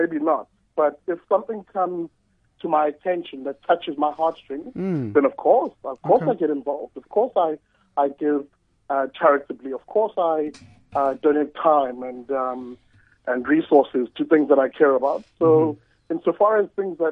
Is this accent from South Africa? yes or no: yes; Durban, KwaZulu-Natal, South Africa; moved away as an adult; now in Cape Town, South Africa; I'm from Umlazi, Durban